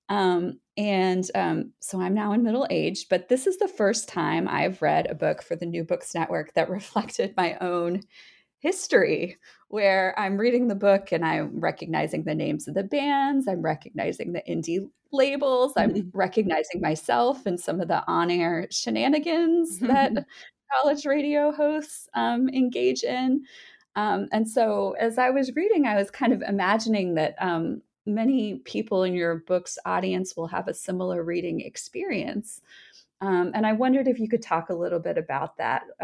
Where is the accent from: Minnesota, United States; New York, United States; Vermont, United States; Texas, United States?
Vermont, United States; born or raised there; moved away as an adult; also born or lived in Nashville, Tennessee